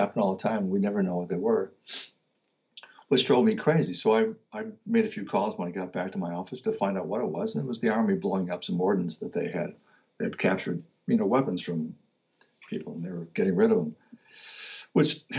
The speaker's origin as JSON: {"language": "English", "town": "Detroit", "region": "Michigan", "country": "United States", "tie": "born or raised there", "also_born_or_lived": "Oregon / Virginia", "moved": "yes", "lives_now": "Connecticut, United States", "said": "where I grew up, which was Detroit"}